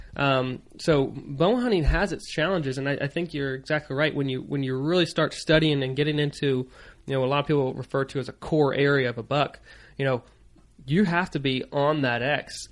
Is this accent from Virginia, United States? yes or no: yes; Virginia, United States; moved away as an adult; also born or lived in Maryland; growing up in Virginia